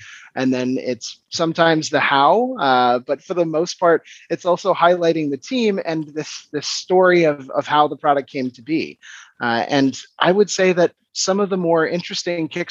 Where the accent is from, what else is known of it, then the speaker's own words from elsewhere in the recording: Washington, District of Columbia, United States; moved away as an adult; now in Copenhagen, Denmark; I'm originally from Washington, DC, but I've been in Copenhagen, Denmark, for the last just under 6 years.